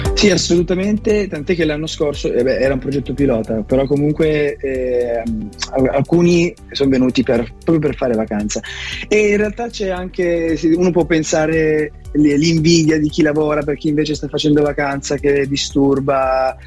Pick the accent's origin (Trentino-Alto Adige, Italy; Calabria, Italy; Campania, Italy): Calabria, Italy; now in Milan, Italy; la mia terra natia che è la Calabria